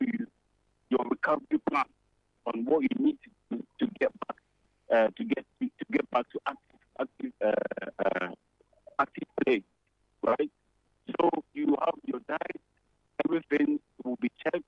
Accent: Ghana; now in United Kingdom; as Ghanaian citizens

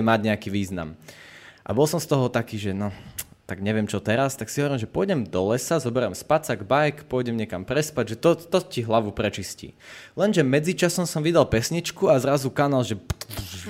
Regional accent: Poprad, Prešov Region, Slovakia; ja som vyrastal v Poprade

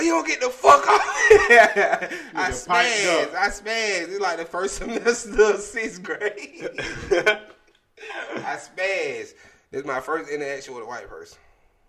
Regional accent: Atlanta, Georgia, United States; growing up in Atlanta

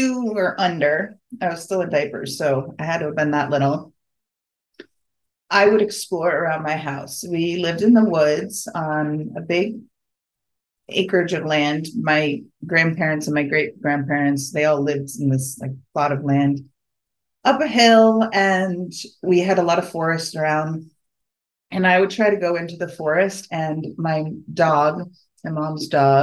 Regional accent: New England, United States; I grew up in New England

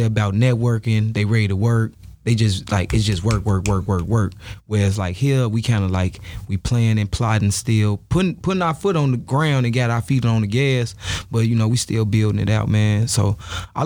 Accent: Chicago, Illinois, United States; I'm from L-Town, you know what I'm saying? Austin area, to be specific.

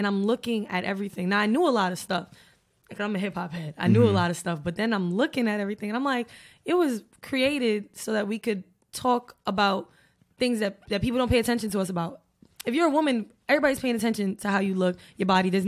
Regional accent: New York City, New York, United States; also born or lived in Bed-Stuy, Brooklyn; I'm not from Queens Bridge. I'm from Jamaica, Queens, South Jamaica, Queens.

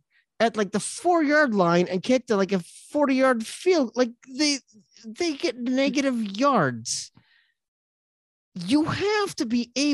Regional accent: Eastern Iowa, United States; I grew up in Eastern Iowa.

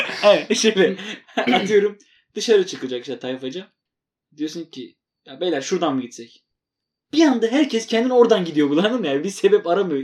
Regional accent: Eastern Anatolia, Turkey; ikimiz de doğuluyuz

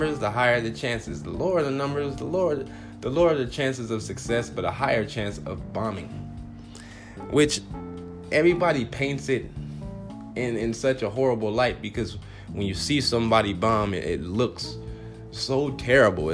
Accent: Compton, California, United States; moved away as an adult; now in Phoenix, United States; I'm from Compton

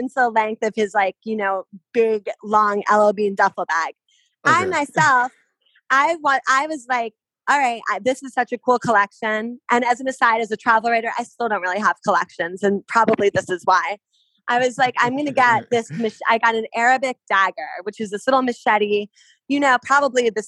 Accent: outside of New York, United States; I grew up outside of New York, an hour outside of New York City.

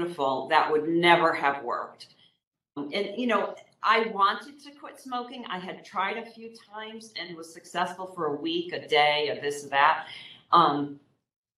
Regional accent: Northeast, United States; I am from the Northeast

